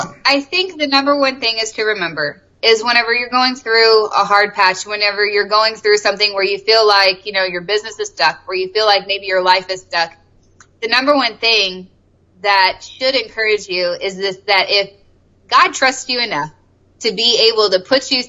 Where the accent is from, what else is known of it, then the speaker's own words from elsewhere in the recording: the South, United States; because I'm from the South, and so we're just like, …, get over here.